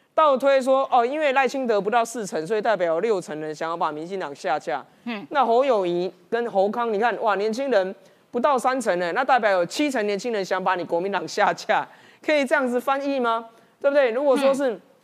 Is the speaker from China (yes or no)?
no; Taiwan; 我们台湾人